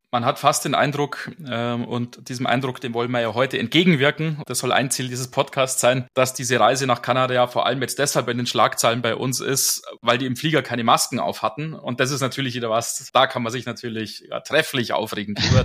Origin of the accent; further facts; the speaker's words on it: Germany; bei uns in Deutschland